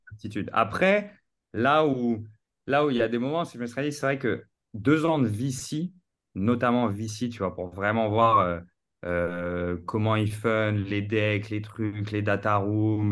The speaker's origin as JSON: {"language": "French", "town": "Paris", "region": "Île-de-France", "country": "France", "tie": "born or raised there", "also_born_or_lived": "New York, United States", "said": "j'ai grandi à Paris euh, toute ma vie, dans la plus belle ville du monde"}